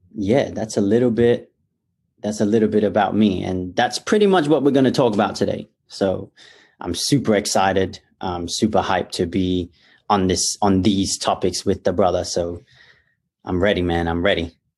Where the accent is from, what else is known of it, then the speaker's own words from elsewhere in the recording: Perth, Western Australia, Australia; I was born and raised in Perth, Australia